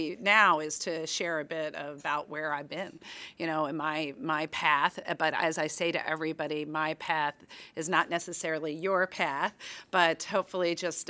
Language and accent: English; Philadelphia, Pennsylvania, United States; I grew up in Philadelphia, and my father was a high school history teacher.